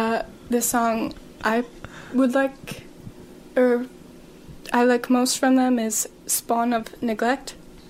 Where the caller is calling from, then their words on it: Michigan, United States; Hello. I'm a fan from Michigan.